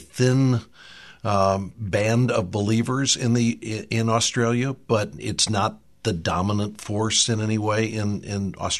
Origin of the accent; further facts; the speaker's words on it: United States; My perspective as an American